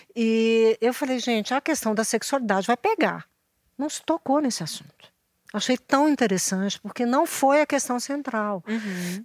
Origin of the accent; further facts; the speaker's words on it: Minas Gerais, Brazil; somos aqui de Minas